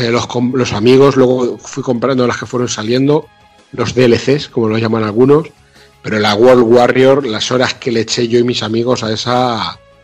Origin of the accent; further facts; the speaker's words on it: Mota del Cuervo, Castilla-La Mancha, Spain; yo juego en mi pueblo, en Mota del Cuervo, un pueblo de Cuenca de 7.000 habitantes